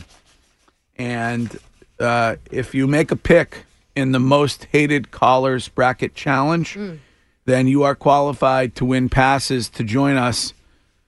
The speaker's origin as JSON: {"language": "English", "town": "Stow", "region": "Massachusetts", "country": "United States", "tie": "born or raised there", "said": "That is my hometown"}